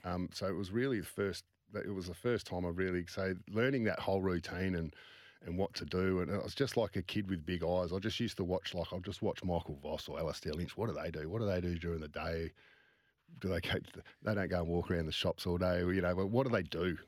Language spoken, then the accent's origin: English; Midland, Western Australia, Australia; growing up around Swans and, and, and, and that Midland area